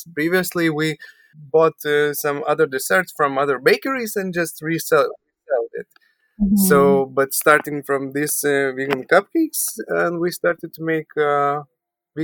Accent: Vilnius, Vilnius County, Lithuania; we are from Lithuania, from Vilnius, capital of Lithuania

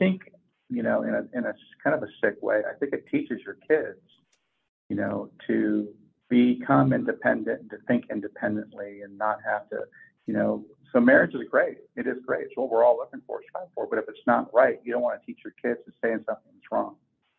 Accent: California, United States; moved away as an adult; So I'm a California kid.

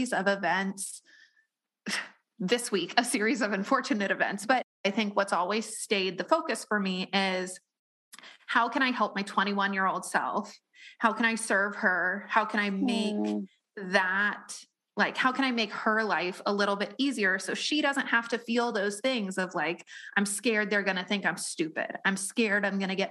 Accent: Colorado, United States; … and I grew up in Colorado

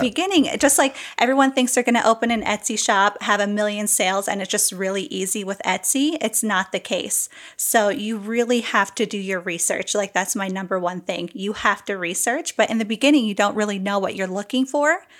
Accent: New Jersey, United States; I'm from New Jersey

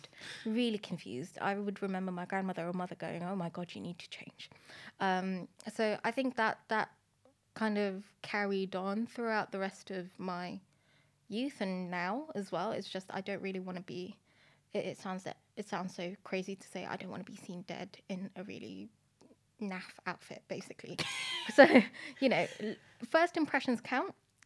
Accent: Philippines; also born or lived in Madrid, Spain; now in United Kingdom; So I grew up in different countries. I was born in Madrid, and then I moved to the Philippines before coming into the UK.

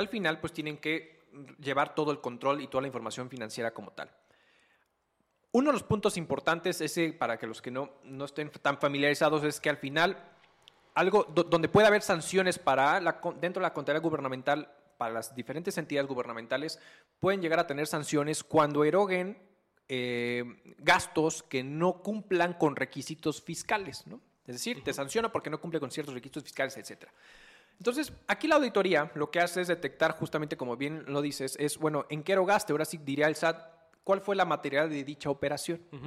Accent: Mexico; nuestros impuestos como mexicanos

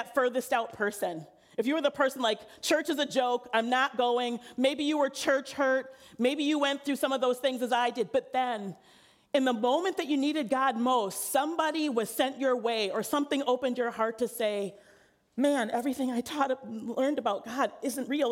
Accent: St. Paul, Minnesota, United States; I'm a native of St. Paul, born and raised in St. Paul

